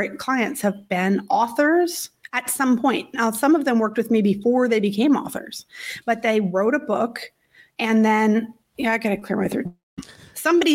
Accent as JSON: {"language": "English", "region": "Virginia", "country": "United States", "also_born_or_lived": "Syracuse", "moved": "yes", "said": "I'm from Virginia. I'm used to all the seasons"}